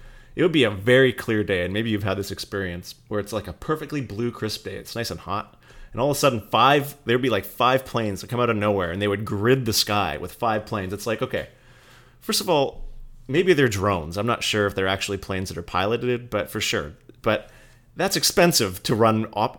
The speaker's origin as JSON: {"language": "English", "town": "Fort McMurray", "region": "Alberta", "country": "Canada", "said": "I came from Fort McMurray, and maybe if you're Canadian, you might remember this"}